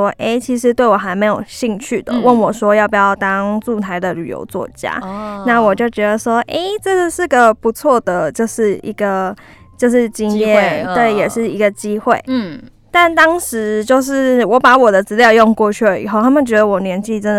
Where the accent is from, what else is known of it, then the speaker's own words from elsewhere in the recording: Taipei, Taiwan; also born or lived in United States; 其实我出生在美国，但是回来了以后就一直住在台北。